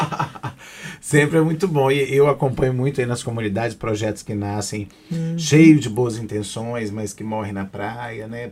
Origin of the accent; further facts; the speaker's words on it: Aracruz, Espírito Santo, Brazil; eu sou de Aracruz, né? E minha mãe sempre fez um trabalho ligado à PAI da minha cidade